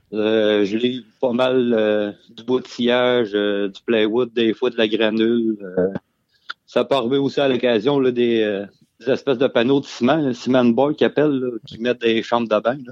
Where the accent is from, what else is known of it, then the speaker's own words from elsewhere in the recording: Beauce, Quebec, Canada; moved away as an adult; now in Coaticook, Canada; originairement, je viens de la Beauce